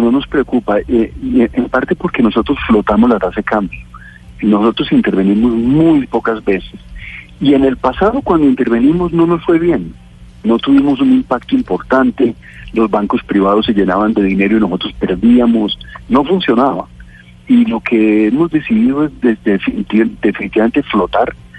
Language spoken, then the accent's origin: Spanish; Colombia